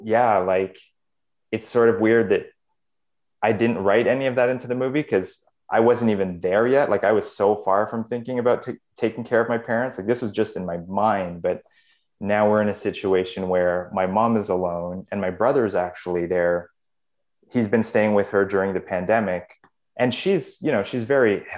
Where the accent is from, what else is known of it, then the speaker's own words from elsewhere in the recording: Canada; I was born in Canada.